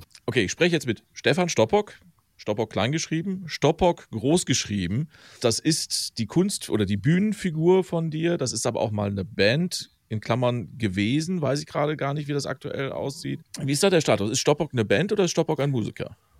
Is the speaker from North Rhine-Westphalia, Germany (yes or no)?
yes; Velbert, North Rhine-Westphalia, Germany; Ich komme übrigens aus Felbert, also einmal den Berg hoch.